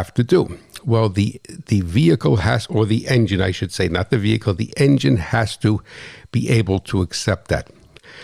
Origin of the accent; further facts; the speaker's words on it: New Jersey, United States; I'm from New Jersey